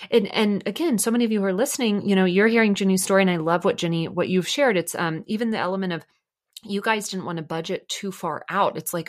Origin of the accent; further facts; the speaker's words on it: Dallas, Texas, United States; I'm from Dallas originally.